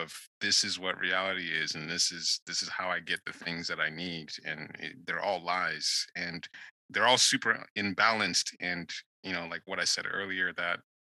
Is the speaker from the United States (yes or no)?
no; Nigeria; moved away; I grew up in Nigeria